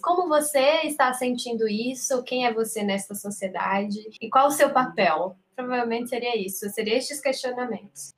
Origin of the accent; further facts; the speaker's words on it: Quixadá, Ceará, Brazil; now in São Paulo, Brazil; eu estou em São Paulo, mas eu também sou de Quixadá, morei no interior, mais interior que a Dávila